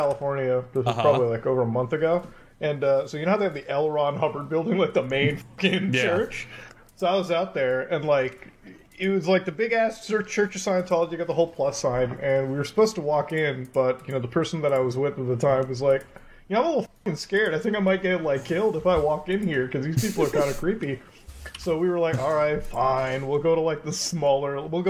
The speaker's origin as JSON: {"language": "English", "country": "Canada", "said": "I'm like, I'm from Canada. We don't really have a lot of those banks up here."}